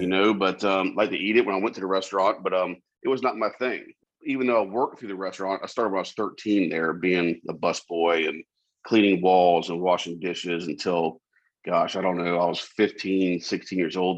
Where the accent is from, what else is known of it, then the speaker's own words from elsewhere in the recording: Charleston, South Carolina, United States; I was born and raised in Charleston.